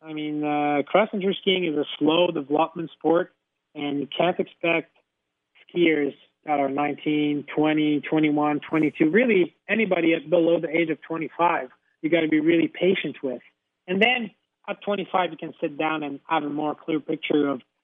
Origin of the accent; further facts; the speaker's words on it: Mont-Sainte-Anne, Quebec, Canada; growing up in Mont-Saint-Anne